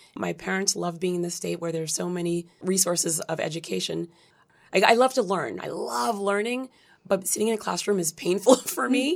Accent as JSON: {"language": "English", "town": "Brockton", "region": "Massachusetts", "country": "United States", "tie": "born or raised there", "also_born_or_lived": "Brooklyn, New York / Dorchester, Massachusetts / Cambridge, Massachusetts / Haiti", "said": "we started in Dorchester, then Cambridge and Brockton, Massachusetts, where I was raised"}